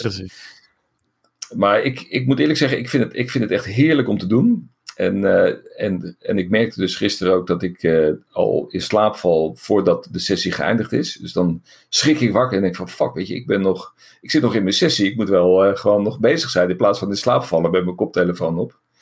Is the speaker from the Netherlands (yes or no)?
yes; Netherlands; wij zijn Nederlanders.